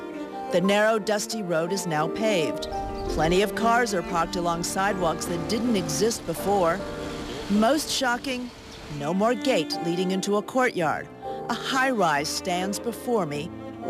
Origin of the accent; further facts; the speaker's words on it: Xi'an, Shaanxi, China; now in United States; I was born in Xi'an